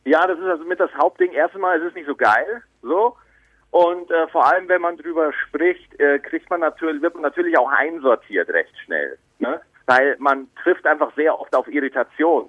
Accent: Bavaria, Germany; now in Cologne, Germany; Ich bin dann von Bayern, also ich bin ja in Bayern geboren, bin dann nach Köln gezogen

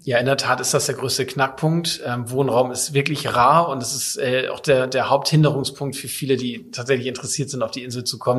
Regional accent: Kiel, Schleswig-Holstein, Germany; moved away as an adult; also born or lived in Papenburg; now in Sylt, Germany; bin ich Kind der Ostsee, gebürtiger Kieler

